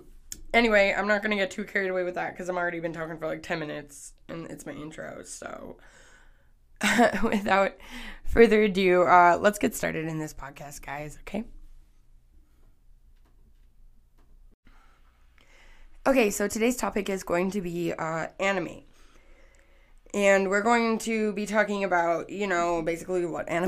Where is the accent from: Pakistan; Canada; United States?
Canada; I'm Canadian.